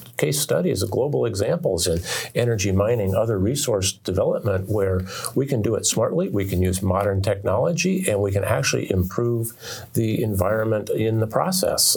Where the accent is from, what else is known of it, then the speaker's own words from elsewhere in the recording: Oregon, United States; moved away as an adult; now in Alaska, United States; I grew up in Oregon